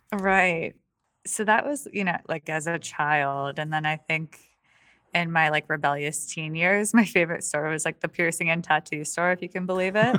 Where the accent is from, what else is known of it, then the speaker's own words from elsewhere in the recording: Allegany, New York, United States; moved away; my hometown